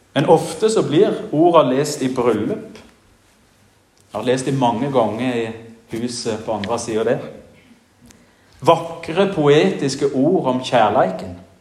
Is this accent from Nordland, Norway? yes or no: no; Jæren, Rogaland, Norway; now in Giske, Norway; hjemme på Jæren